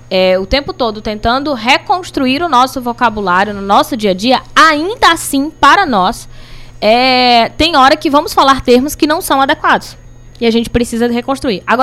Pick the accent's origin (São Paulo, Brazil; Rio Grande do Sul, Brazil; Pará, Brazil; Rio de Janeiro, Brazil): Pará, Brazil; Belém; born there; now in Cariri, Brazil; eu, eu, eu costumo dizer que eu sou natural de Belém do Pará e cultural do Cariri né? Porque a minha formação, eu tô aqui há 20 anos